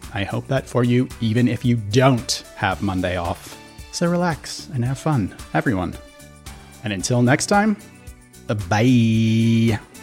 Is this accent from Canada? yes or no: no; Minneapolis–Saint Paul, Minnesota, United States; I grew up in the Twin Cities